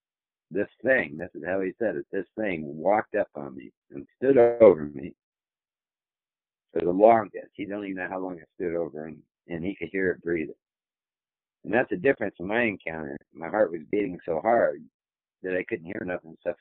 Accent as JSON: {"language": "English", "region": "Tennessee", "country": "United States", "said": "I'm from Tennessee."}